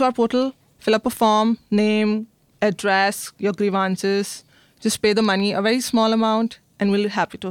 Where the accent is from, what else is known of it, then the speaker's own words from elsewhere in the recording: New Delhi, Delhi, India; I'm from New Delhi, India.